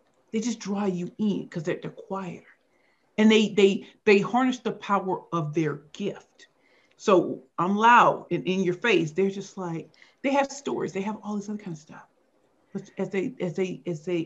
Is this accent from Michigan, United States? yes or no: no; St. Louis, Missouri, United States; now in Brooklyn, New York, United States; I grew up in St. Louis, Missouri, and it was rough life.